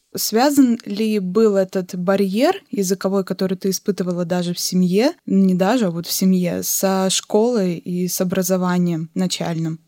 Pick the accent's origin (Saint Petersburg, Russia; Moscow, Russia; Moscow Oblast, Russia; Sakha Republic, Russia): Sakha Republic, Russia; Yakutia; сама я, по сути, родилась в Азии, в Якутии